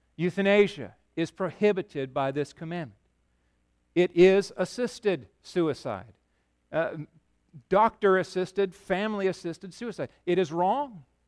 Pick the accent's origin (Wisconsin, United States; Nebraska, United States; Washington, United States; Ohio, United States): Washington, United States; Yakima; also born or lived in Chicago; I grew up in Yakima